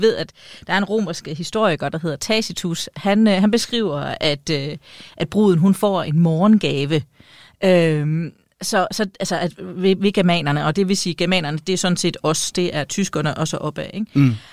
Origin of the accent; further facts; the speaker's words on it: East Jutland, Central Denmark Region, Denmark; kommer jeg fra Østjylland, og, øh, og hvad hedder det? For det østligste Østjylland